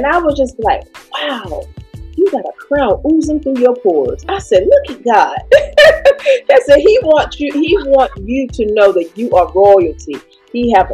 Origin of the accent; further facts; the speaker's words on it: North Carolina, United States; Born and raised in North Carolina